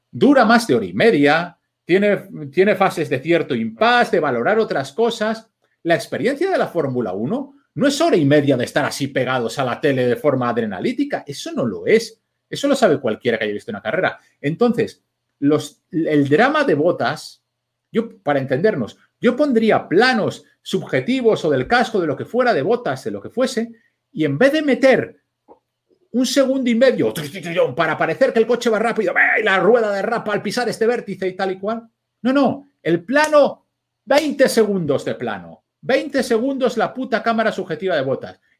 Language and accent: Spanish; Vigo, Galicia, Spain; Pues yo ya digo, oye, mira, si es relevante para lo que yo cuente que yo sea de Vigo, ya lo meteré cuando, cuando toque.